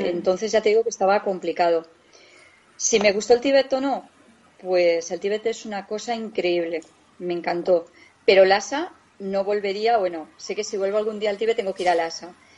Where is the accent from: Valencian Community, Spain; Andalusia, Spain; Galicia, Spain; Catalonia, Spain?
Valencian Community, Spain; Valencia; now in Guadalajara, Spain; nosotros vivimos, somos de Valencia, pero vivimos en un pueblecito de Guadalajara